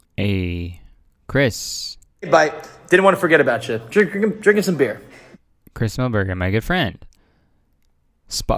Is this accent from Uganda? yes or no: no; Toronto, Ontario, Canada; moved away; I'm doing a show in Toronto, Toronto, Canada, Ontario, my hometown